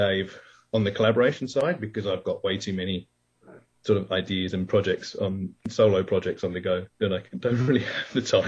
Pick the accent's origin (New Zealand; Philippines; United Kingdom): United Kingdom; England; now in Australia; I am English. So I was born in England, even though I've been Australian now for a long time